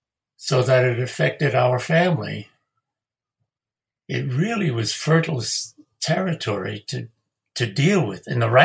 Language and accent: English; New York City, New York, United States; I grew up in Queens, which, you know, Richmond Hill